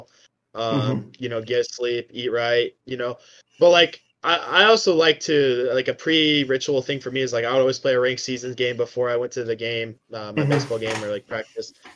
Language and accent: English; Washington, United States; I grew up in Washington